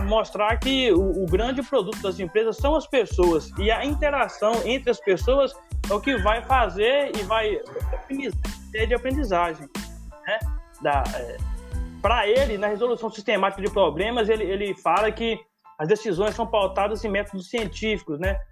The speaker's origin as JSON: {"language": "Portuguese", "town": "Conceição do Mato Dentro", "region": "Minas Gerais", "country": "Brazil", "tie": "born or raised there", "moved": "yes", "lives_now": "Diamantina, Brazil", "said": "eu sou natural de Conceição do Mato Dentro e tô aqui em então, Diamantina"}